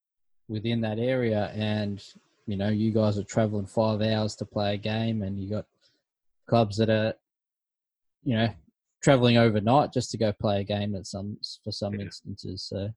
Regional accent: Victoria, Australia; growing up in Victoria, especially Victoria, because we are such a heavy footy state, and the fact that we've blown people away when we mentioned we live in a suburb that has three or four different football teams

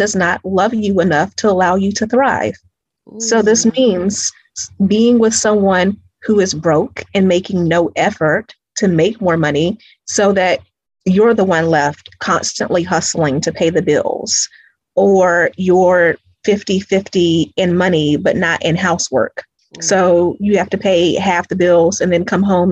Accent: Greenville, South Carolina, United States; now in Atlanta, United States; I'm originally from Greenville, South Carolina.

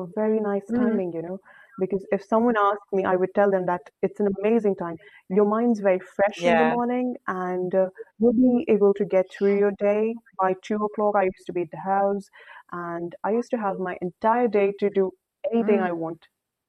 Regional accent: Saudi Arabia; now in India; when I moved from Saudi Arabia to India, it was definitely a very, very new experience because life in India is very, very fast-paced, you know.

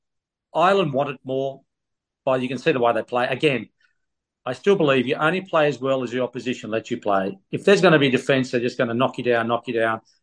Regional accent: Australia

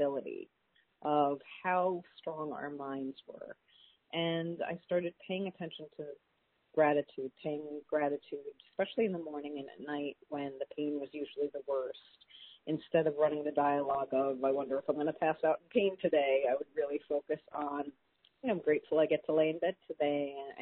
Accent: New York City, New York, United States; I grew up in New York City

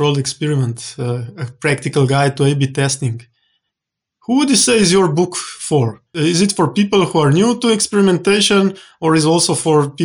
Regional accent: Slovenia; my home country, Slovenia

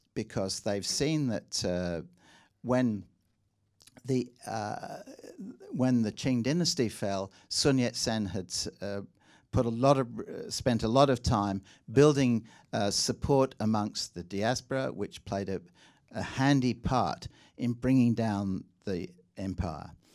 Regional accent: England, United Kingdom; accent: slightly English; now in Australia; my slightly English accent

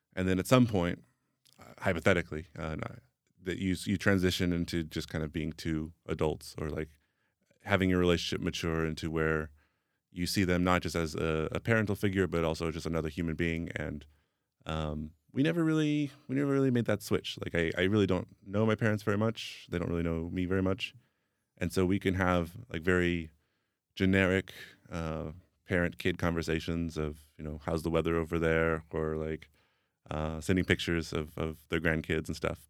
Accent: Atlanta, Georgia, United States; first language English; moved away as an adult; also born or lived in Sacramento, California; now in Prague, Czech Republic; I mostly grew up in the South, in, in Atlanta, Georgia, but I was in California long enough not to pick up the, the accent

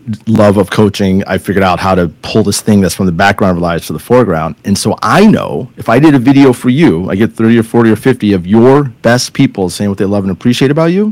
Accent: California, United States; I'm from California

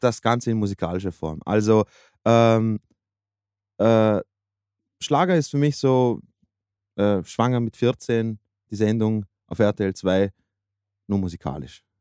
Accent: Austria; als Österreicher

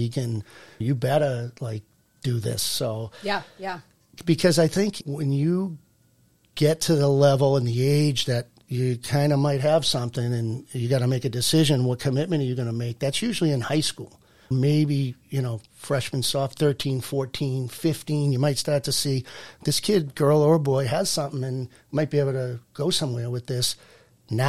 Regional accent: Burlington, Massachusetts, United States; I'm from Burlington.

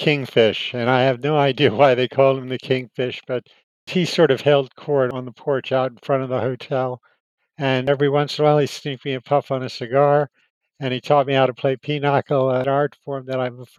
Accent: Miami Beach, Florida, United States; Well, everything was really idyllic. It's not like Miami Beach today. It was just a small town. And my father owned one of the little hotels that now is so popular in South Beach.

